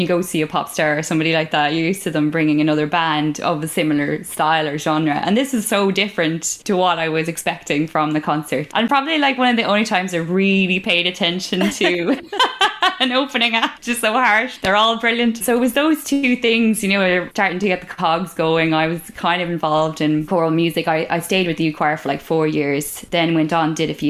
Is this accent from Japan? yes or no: no; Kerry, Munster, Ireland; I grew up in Kerry, which is in the southwest of Ireland.